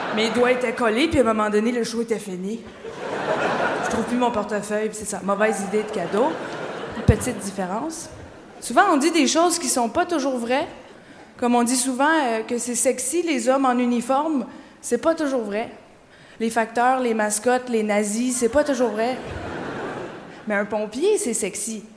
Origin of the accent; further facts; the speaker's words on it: Quebec, Canada; je viens du Québec. Je viens d'arriver, je suis québécoise